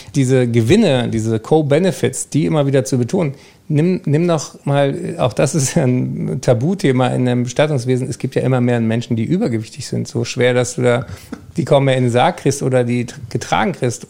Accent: Germany; wir eigentlich als Deutsche

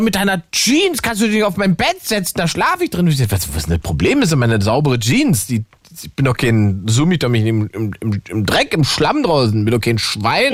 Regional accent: East Germany, Germany; ich bin Ossi

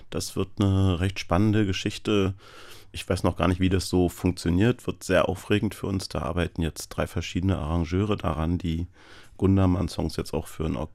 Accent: Schwerin, Mecklenburg-Vorpommern, Germany; Ich bin ja in Theaterkantinen groß geworden, kann man sagen. Überwiegend in Schwerin.

